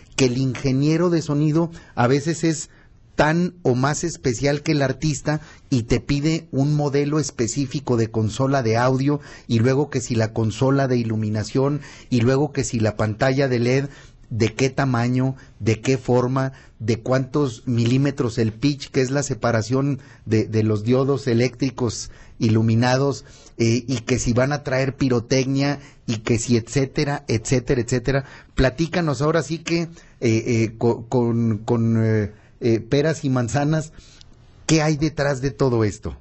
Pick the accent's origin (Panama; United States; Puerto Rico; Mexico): Mexico; Zacatecas; los zacatecanos somos entrones